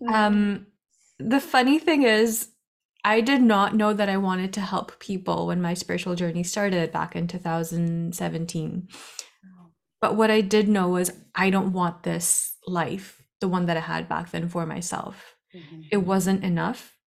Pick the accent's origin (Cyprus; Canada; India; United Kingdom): India; I am from India. I've traveled back and forth between the west and the east